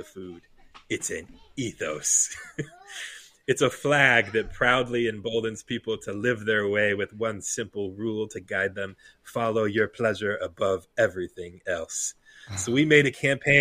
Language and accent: English; United States; we as Americans